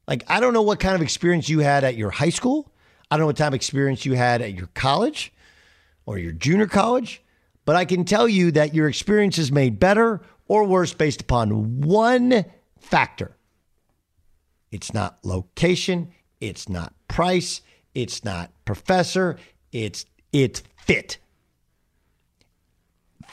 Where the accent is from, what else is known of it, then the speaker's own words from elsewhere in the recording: Orange County, California, United States; I didn't wear the surfer gear as a kid despite growing up in Orange County